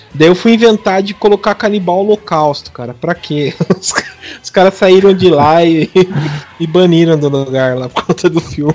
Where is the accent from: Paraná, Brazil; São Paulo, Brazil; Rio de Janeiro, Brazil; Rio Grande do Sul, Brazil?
São Paulo, Brazil; interior of; eu sou aqui do interior de São Paulo